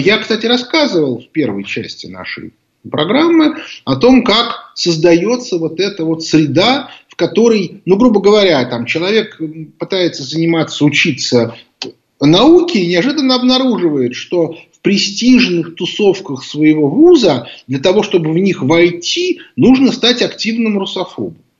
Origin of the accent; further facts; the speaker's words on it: Moscow, Russia; мы это, москвичи